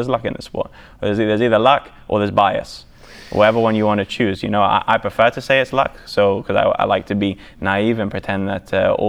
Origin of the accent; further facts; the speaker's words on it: England, United Kingdom; born there; But well, I've also got the European blood in me. You know, I'm English.